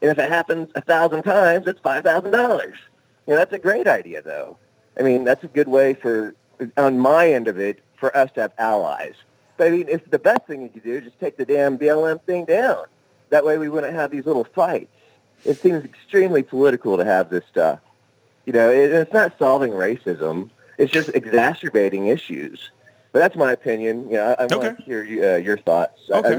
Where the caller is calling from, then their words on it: Oklahoma, United States; from Oklahoma.